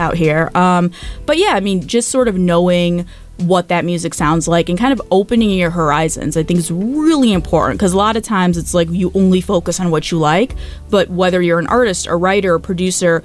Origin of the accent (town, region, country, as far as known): Michigan, United States; born or raised there; also born or lived in Calcutta, India / California